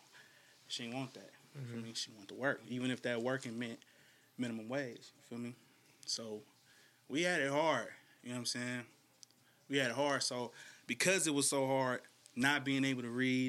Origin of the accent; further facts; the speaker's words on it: Shreveport, Louisiana, United States; now in Bay Area, United States; I grew up in the South